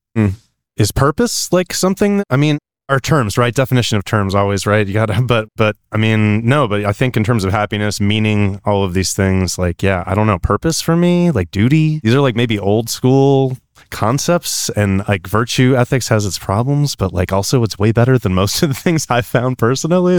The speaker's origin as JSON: {"language": "English", "region": "California", "country": "United States", "said": "I'm from California"}